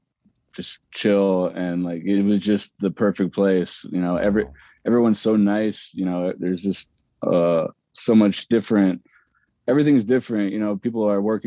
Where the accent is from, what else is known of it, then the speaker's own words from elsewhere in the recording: Cleveland, Ohio, United States; I grew up in Cleveland, so I went to Niagara Falls and Windsor and stuff like